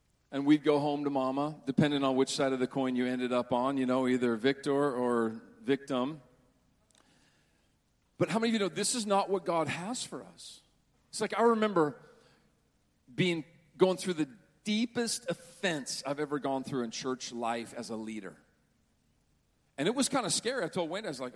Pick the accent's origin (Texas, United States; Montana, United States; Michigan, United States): Montana, United States; Butte; When I was growing up in Butte, Montana, it was terrible